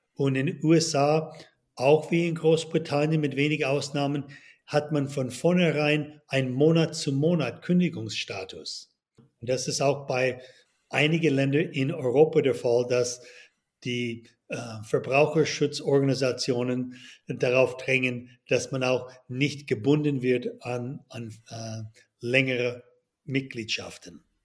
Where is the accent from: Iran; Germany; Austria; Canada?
Canada; Toronto, Ontario; moved away as an adult; also born or lived in United States / Boston; now in Switzerland; Geboren in Kanada, aufgewachsen in Toronto